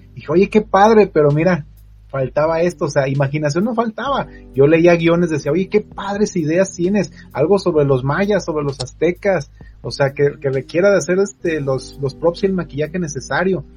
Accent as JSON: {"language": "Spanish", "town": "Zamora", "region": "Michoacán", "country": "Mexico", "moved": "yes", "said": "soy de Zamora, Michoacán"}